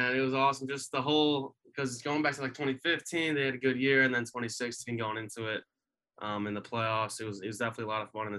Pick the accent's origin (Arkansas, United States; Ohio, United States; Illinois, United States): Illinois, United States; Tinley Park; I grew up in Tinley Park, which is like 15 minutes outside of like the downtown area.